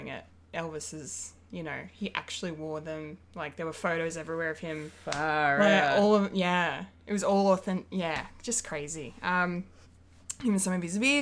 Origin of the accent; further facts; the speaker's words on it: Bendigo, Victoria, Australia; moved away; my hometown